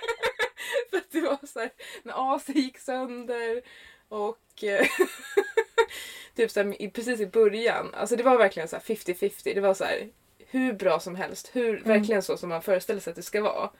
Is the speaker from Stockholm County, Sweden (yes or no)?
yes; Stockholm, Stockholm County, Sweden; also born or lived in Ingarö; jag kommer från Stockholm. Mm. I Sverige. I Sverige. I Sverige. Jag är uppvuxen i Högdalen